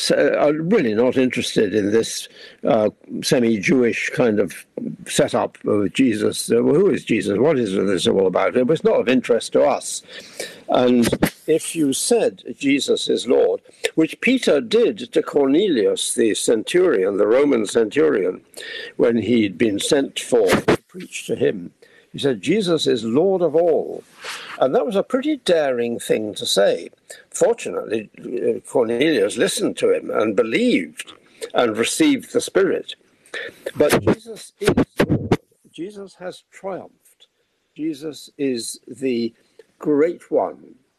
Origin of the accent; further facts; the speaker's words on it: India; born there; And I love India. I was born in India. And so Indian independence was a great event for me